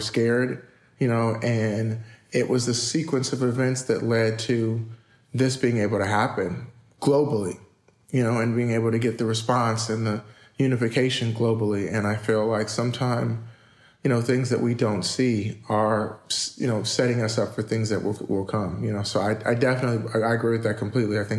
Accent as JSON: {"language": "English", "town": "Inglewood", "region": "California", "country": "United States", "tie": "born or raised there", "also_born_or_lived": "Pacoima, California", "said": "I was born in Pacoima, California, moved to Inglewood"}